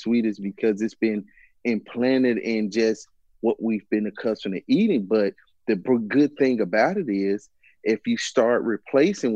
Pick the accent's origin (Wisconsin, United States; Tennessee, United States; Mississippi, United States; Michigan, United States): Mississippi, United States; I'm originally from Mississippi